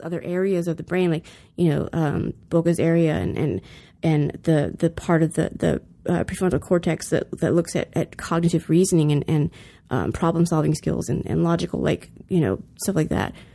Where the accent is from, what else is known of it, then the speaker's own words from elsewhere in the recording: the South, United States; now in California, United States; I grew up in the South